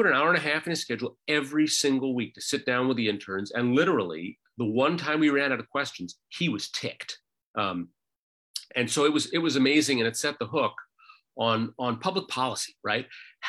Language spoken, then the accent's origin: English; Anchorage, Alaska, United States; now in Juneau, United States; I was born and raised in Anchorage and grew up on a dirt road up on the sort of middle section of the Anchorage hillside